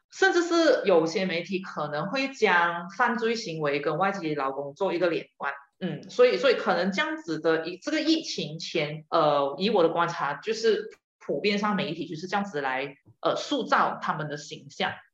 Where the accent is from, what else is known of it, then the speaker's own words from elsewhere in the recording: Malaysia; 我们马来西亚人